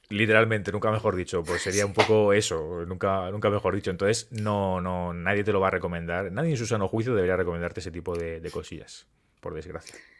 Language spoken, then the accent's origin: Spanish; Murcia, Region of Murcia, Spain; Yo soy de Murcia